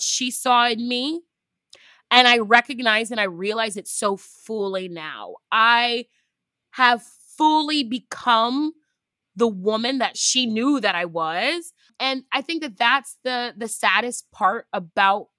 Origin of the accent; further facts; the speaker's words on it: United States; I am first generation American, descendant of two Nigerians